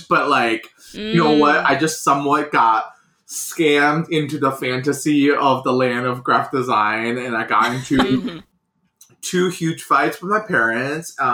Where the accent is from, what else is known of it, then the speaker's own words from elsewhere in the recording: China; English is a second language; moved away as an adult; So first of all, I was born and raised in China. I was there for 18 years, um, and I moved to this country 12 years ago.